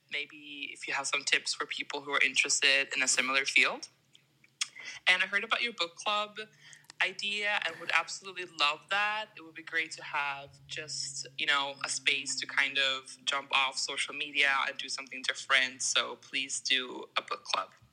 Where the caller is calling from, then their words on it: Sweden; I'm calling in from Sweden